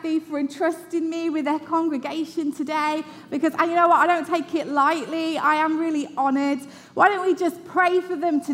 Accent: Luton, East of England, United Kingdom; I'm from Luton

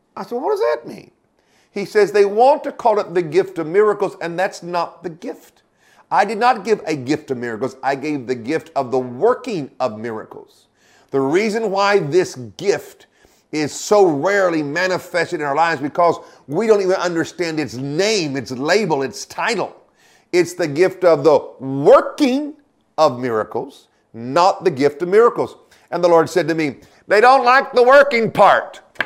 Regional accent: Oklahoma, United States; I grew up in Oklahoma

